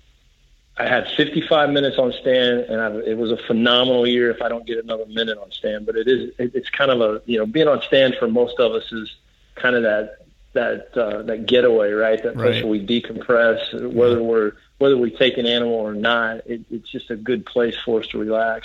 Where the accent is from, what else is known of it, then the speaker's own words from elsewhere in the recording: Texas, United States; also born or lived in Colorado; And I live in Texas. Spent the majority of my life down here in Texas.